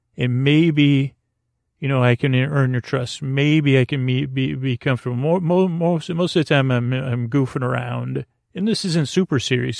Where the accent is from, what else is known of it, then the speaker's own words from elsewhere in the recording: Syracuse, New York, United States; I grew up in Syracuse, New York, uh, home of the great New York State Fair